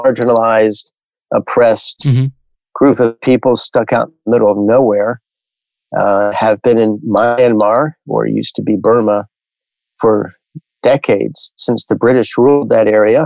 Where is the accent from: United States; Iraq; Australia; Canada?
United States; 15 miles outside of Manhattan, New York; moved away as an adult; also born or lived in India / Bangladesh / Pakistan / Tajikistan; now in Milwaukee, United States; I grew up 15 miles outside of Manhattan.